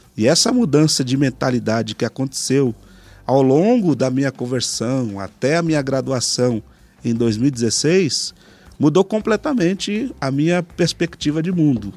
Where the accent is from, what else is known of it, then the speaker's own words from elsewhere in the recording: São Paulo, Brazil; eu sou uma pessoa que nasceu aqui na Zona Leste de São Paulo, do bairro Cangaíba.